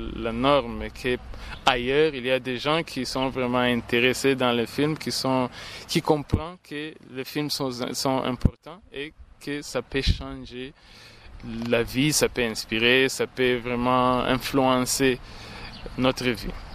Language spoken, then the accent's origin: French; Rwanda; Chez moi, au Rwanda, nous n'avons même pas un mot Kinyarwanda pour euh, traduire film